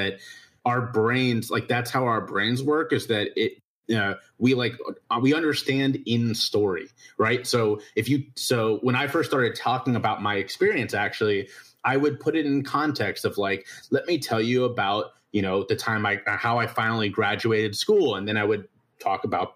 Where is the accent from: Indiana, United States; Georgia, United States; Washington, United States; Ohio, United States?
Ohio, United States; Cincinnati; moved away as an adult; now in South Carolina, United States; I was born in Cincinnati, Ohio, the oldest of four boys